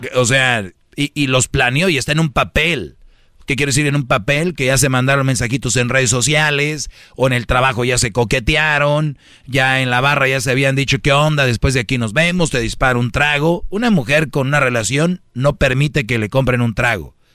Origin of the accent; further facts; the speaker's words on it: Monterrey, Nuevo León, Mexico; moved away; yo soy de Monterrey